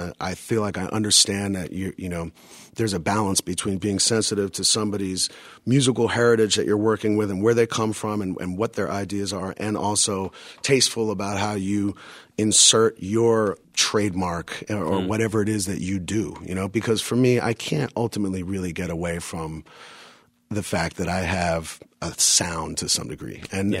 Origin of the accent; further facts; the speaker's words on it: New York, United States; And, and you know, for being a New Yorker, that was more identifiable to me than any other type of music at the time.